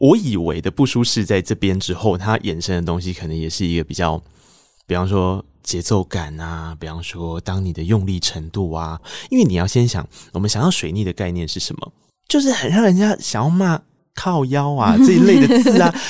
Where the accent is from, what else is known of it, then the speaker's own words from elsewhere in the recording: Taiwan; first language Taiwanese Hokkien; Chinese is a second language; 我作为一个我母语是台语的人